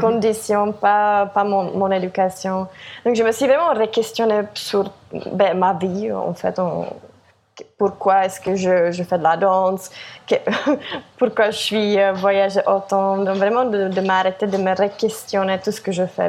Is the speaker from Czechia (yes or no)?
yes; Czechia; moved away; also born or lived in France / Montreal, Canada; je viens de la République tchèque